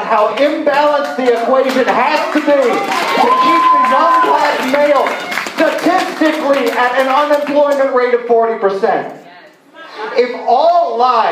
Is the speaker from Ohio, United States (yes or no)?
no; Baltimore, Maryland, United States; now in Huntsville, United States; my hometown of Baltimore City